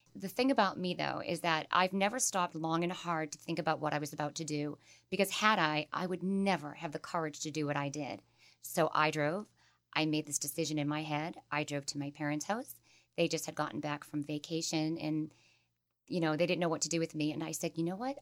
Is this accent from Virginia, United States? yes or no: no; Holbrook, Massachusetts, United States; I grew up in Holbrook, Massachusetts